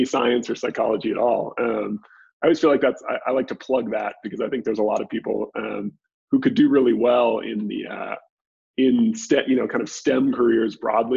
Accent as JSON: {"language": "English", "area": "just north of the Bay Area", "region": "Northern California", "country": "United States", "tie": "born or raised there", "also_born_or_lived": "Dallas", "moved": "as an adult", "said": "I'm from Northern California originally, just north of the Bay Area. So I grew up there"}